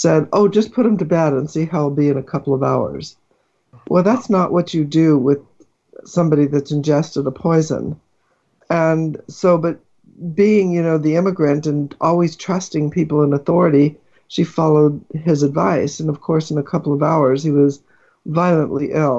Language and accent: English; Los Angeles, California, United States; moved away as an adult; also born or lived in New York City; now in Palo Alto area, United States; I was born in New York City, grew up in Los Angeles, in the San Fernando Valley, in a little town called Sunland Tahunga